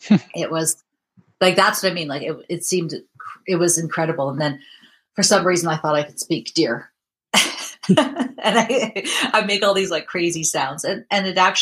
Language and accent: English; Vancouver, British Columbia, Canada; I am from Vancouver, British Columbia, and it is about 10:45 in the morning.